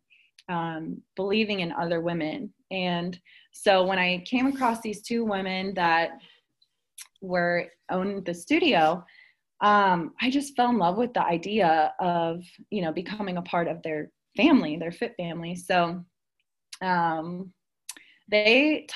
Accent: Cincinnati, Ohio, United States; also born or lived in Dayton, Ohio; I'm originally from Cincinnati, Ohio.

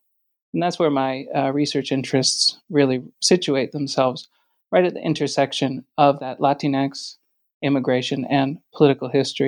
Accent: New York, United States; now in North Carolina, United States; So I grew up in New York State and now live in the mountains of North Carolina.

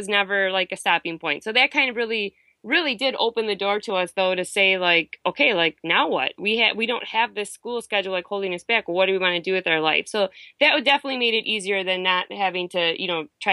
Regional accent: Wisconsin, United States; moved away; we're from Wisconsin

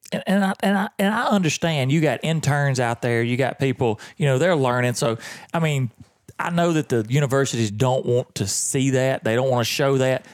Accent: the South, United States; I'm from the South

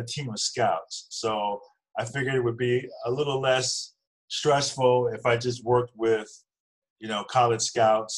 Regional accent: Virginia Beach, Virginia, United States; moved away as an adult; also born or lived in New Jersey / Chicago / Charleston, West Virginia; I grew up in Virginia Beach, Virginia

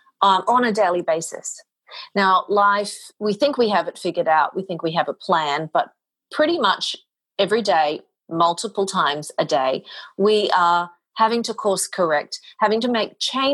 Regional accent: Mackay, Queensland, Australia; moved away as an adult; now in New York City, United States; I am originally from Australia. I moved to New York City in the year 2000

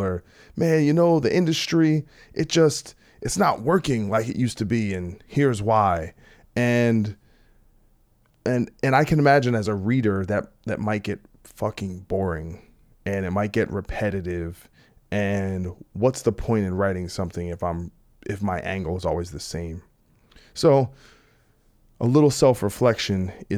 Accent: New Jersey, United States; I'm from New Jersey

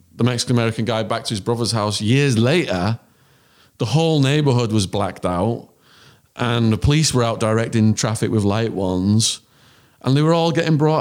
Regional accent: England, United Kingdom; accent: English; moved away; he hears my English accent

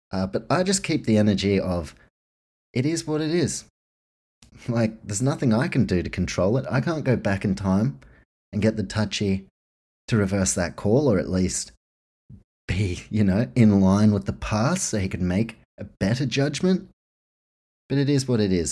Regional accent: New Zealand; growing up in New Zealand

